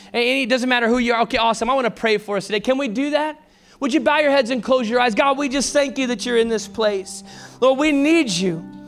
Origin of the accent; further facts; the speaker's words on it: Texas, United States; I was from Texas